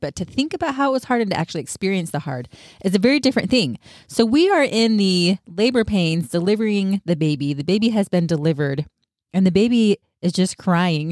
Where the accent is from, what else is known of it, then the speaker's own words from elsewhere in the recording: Utah, United States; now in California, United States; I grew up in Utah, but now I live in California